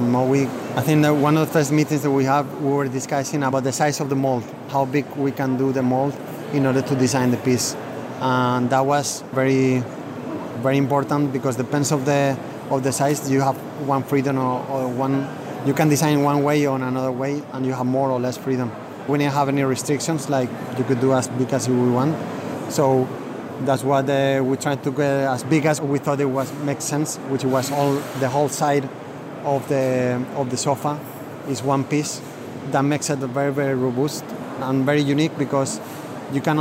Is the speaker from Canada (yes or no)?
no; Valencia, Valencian Community, Spain; moved away as an adult; also born or lived in London; I'm from Valencia. I study here, but then I study as well in London for a couple of years, and then I live in London for 15 years and then move back to Valencia